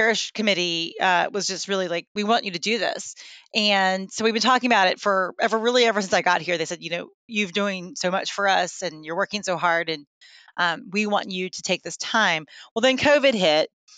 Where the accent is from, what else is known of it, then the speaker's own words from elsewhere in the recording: Lynchburg, Virginia, United States; also born or lived in Birmingham / Detroit / Atlanta; now in Virginia Beach, United States; I am from the Lynchburg area of Virginia, but I lived in Birmingham, Detroit, Atlanta, and then back to Virginia